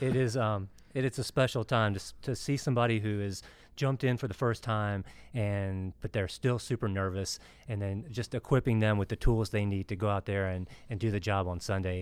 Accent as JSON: {"language": "English", "town": "Wilmington", "country": "United States", "said": "I'm from Wilmington"}